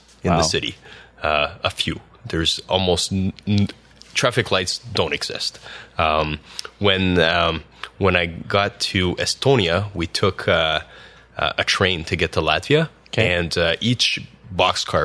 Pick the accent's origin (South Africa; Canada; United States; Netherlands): Canada; Valley East, northern Ontario; first language French; English is a second language; moved away as an adult; now in Ottawa, Canada; I'm originally from a small town in northern Ontario called Valterice. And most people don't know where that is. It's north of Sudbury